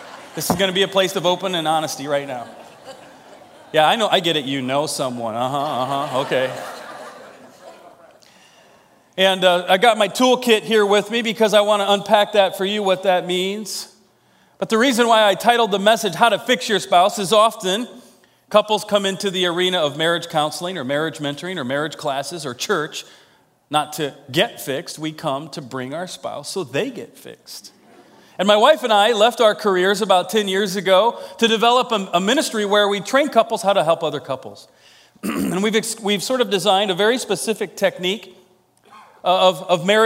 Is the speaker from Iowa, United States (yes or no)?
yes; Iowa, United States; I'm from Iowa.